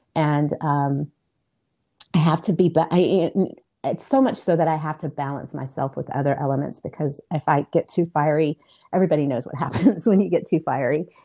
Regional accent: Illinois, United States; I was born in Illinois, and um, I am first generation American.

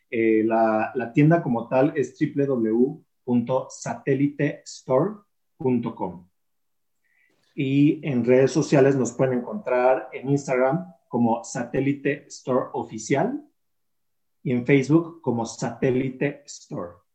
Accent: Mexico; Yo soy mexicano

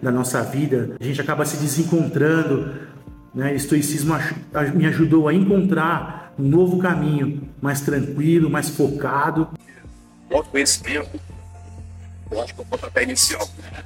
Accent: São Paulo, Brazil; sou de São Paulo, capital

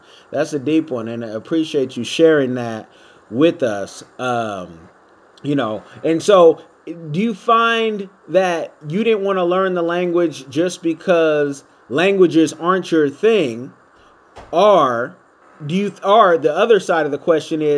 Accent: Oakland, California, United States; I'm from the Bay Area, Oakland, California

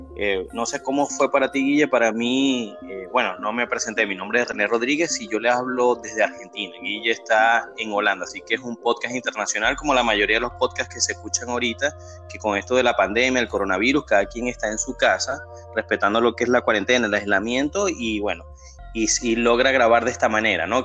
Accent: Maracaibo, Zulia, Venezuela; nosotros somos de Maracaibo

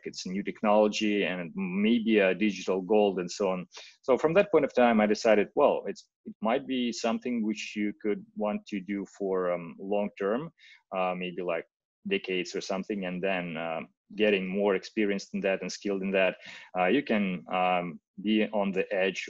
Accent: Russia; English is a second language; moved away as an adult; now in Okinawa, Japan; I'm from Russia. I live

